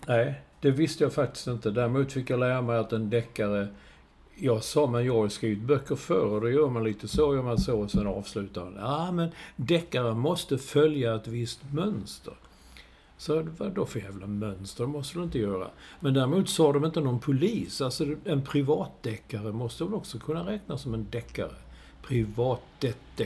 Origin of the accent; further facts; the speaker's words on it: Sweden; Och då stod man som en svensk